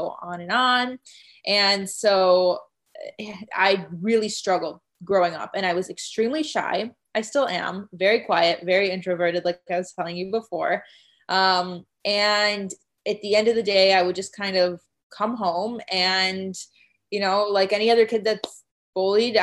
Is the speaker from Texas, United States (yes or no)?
no; Chicago, Illinois, United States; moved away as an adult; also born or lived in Arizona; I'm from Chicago and I went to school in Arizona